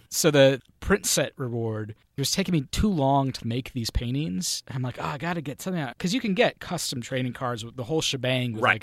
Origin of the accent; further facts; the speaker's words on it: Sacramento, California, United States; my hometown of Sacramento, California